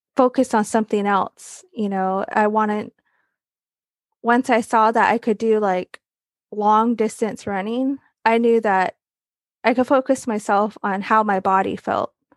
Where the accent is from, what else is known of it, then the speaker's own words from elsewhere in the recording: Arizona, United States; I come from the Navajo Reservation. I grew up there. It's a little place called Tisto, Arizona.